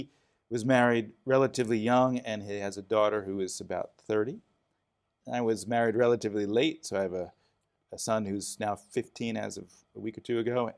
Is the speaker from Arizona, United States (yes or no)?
no; Philadelphia, Pennsylvania, United States; also born or lived in Chicago; we moved from Chicago to Philadelphia. I was born right downtown in the middle of Chicago. So, city boy from the beginning.